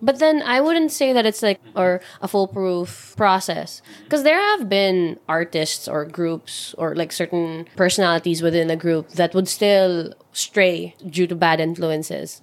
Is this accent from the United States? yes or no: no; Philippines; I'm still Filipino